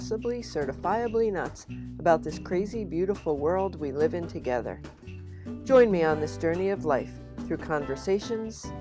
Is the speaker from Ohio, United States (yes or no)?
no; New Jersey, United States; moved away; also born or lived in Philadelphia suburb, Pennsylvania; I grew up in New Jersey.